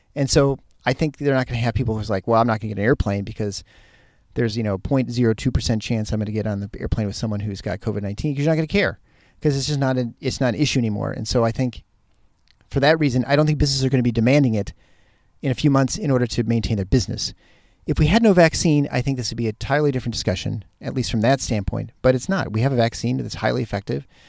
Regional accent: Michigan, United States; moved away; the upper Midwest and the Michigan area, hit my hometown, my home state

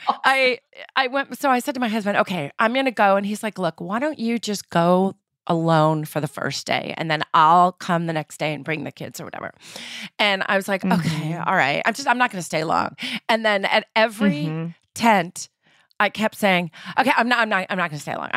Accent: New York, United States; I'm born and raised in Manhattan

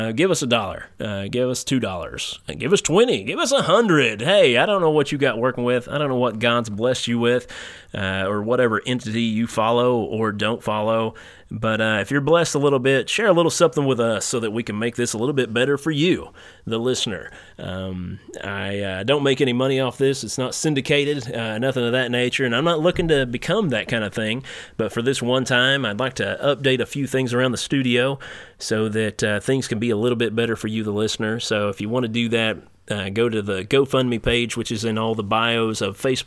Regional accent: Eastern Kentucky, United States; I remember back in the 90s, like, I was Eastern Kentucky

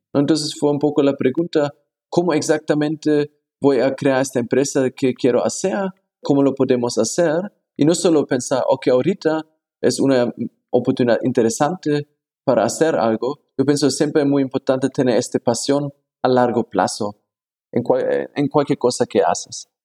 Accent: Germany; Spanish is a second language; moved away as an adult; also born or lived in Hong Kong; now in Mexico; yo nací en Alemania

